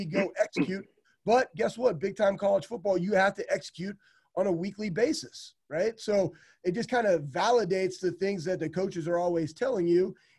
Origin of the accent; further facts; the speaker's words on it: Iowa, United States; I was born in Iowa, and I had all my family there